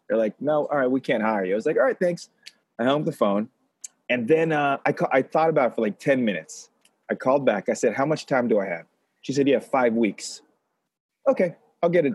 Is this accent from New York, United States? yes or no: no; Los Angeles, California, United States; I grew up in Los Angeles